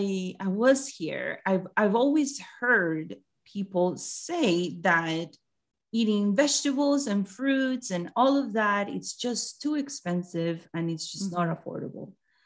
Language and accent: English; Colombia; now in United States; Yeah, I'm from Colombia.